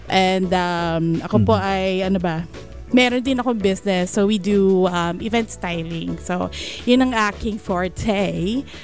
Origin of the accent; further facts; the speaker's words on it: Sydney, New South Wales, Australia; Um, and I'm from Sydney, Australia as well.